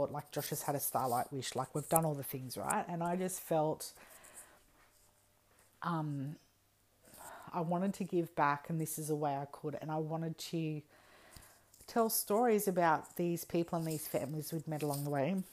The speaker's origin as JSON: {"language": "English", "region": "New South Wales", "country": "Australia", "also_born_or_lived": "Perth / Alice Springs", "said": "We just moved from Perth to Alice, and we are from New South Wales, so we have been flying around and all that stuff."}